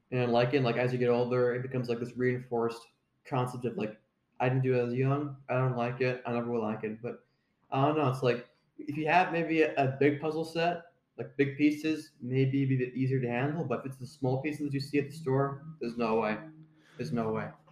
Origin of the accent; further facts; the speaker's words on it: Ontario, Canada; I went to a school called Saint Marguerite Bourgeois when I was in, uh, grade three to grade six in Ontario.